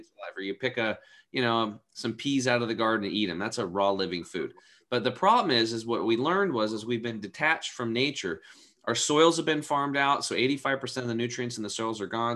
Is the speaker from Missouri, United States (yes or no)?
no; Eastern Oregon, United States; growing up in Eastern Oregon was like growing up in the 50s